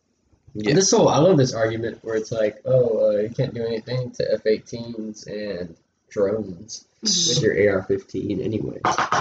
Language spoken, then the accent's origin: English; United States; I was born in America.